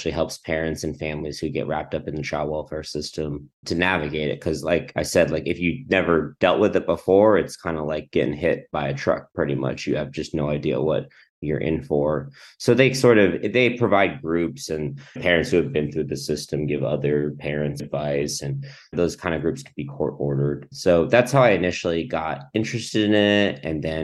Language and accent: English; Southern California, United States; also born or lived in Philippines; I'm from SoCal